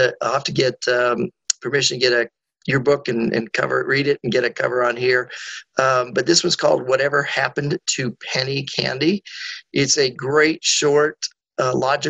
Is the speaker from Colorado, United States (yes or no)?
yes; Colorado, United States; moved away as an adult; now in Atlanta, United States; I grew up in Colorado, been in Atlanta about 40 years, came down here to go to business school at Emory University